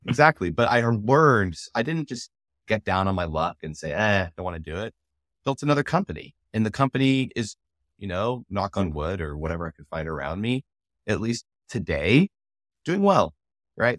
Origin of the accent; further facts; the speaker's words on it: United States; I'm also South African. I'm born in America. I'm an American. I have a U S passport. I was born with one. But my parents are South African